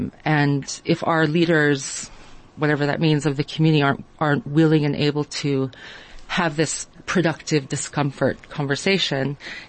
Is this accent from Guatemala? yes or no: no; Israel; also born or lived in United States; now in South Africa; I would say I'm a South African by choice, originally from the United States. I actually grew up in Israel as well.